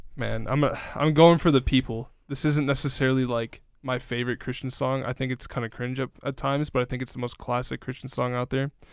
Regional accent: Kenosha, Wisconsin, United States; my hometown a few times at least, like, in, in Kenosha

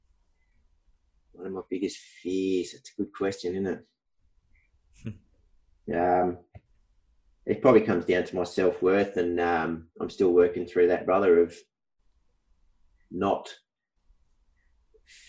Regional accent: Wheatbelt region, Western Australia, Australia; now in Perth, Australia; I was born in Perth, WA. From a young age, we moved to the Wheat Belt country region, and I currently live in Perth

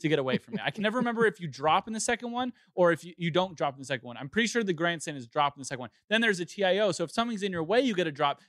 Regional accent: Southern California, United States; growing up in Southern California

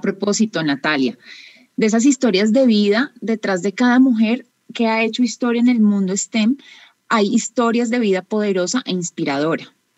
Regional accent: Colombia; soy colombiana

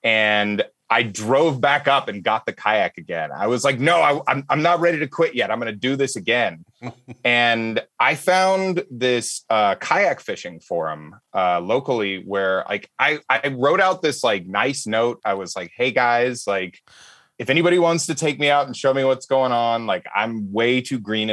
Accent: Alabama, United States; moved away as an adult; now in Los Angeles, United States; I grew up hunting and fishing on a farm in Alabama.

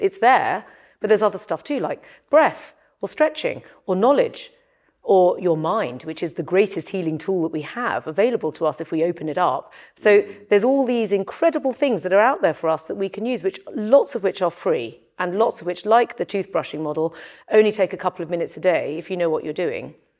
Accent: London, United Kingdom; from North London, and I'm very grounded about my origins. I'm not Chinese, I'm British, and I I, I come from North London.

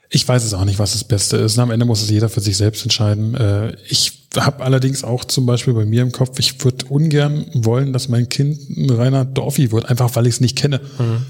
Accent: Berlin, Germany; Ich bin hier in Lichtenberg geboren und äh, bin mit drei Jahren sind wir ein bisschen an den Stadtrand gezogen, nach Hellersdorf

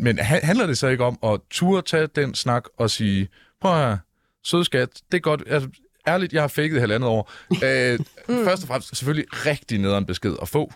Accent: Jutland, Denmark; jeg er dum mand fra Jylland

